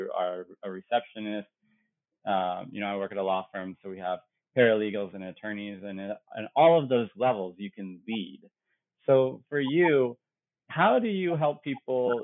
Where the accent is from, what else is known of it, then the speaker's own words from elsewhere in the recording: Illinois, United States; now in Chicago, United States; I grew up in Illinois, but not in the Chicago area.